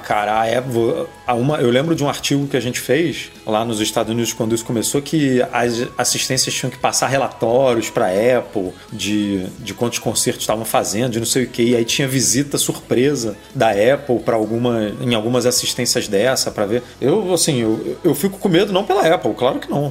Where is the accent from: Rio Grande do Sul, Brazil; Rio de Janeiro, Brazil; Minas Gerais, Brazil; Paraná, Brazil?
Rio de Janeiro, Brazil; eu sou do Rio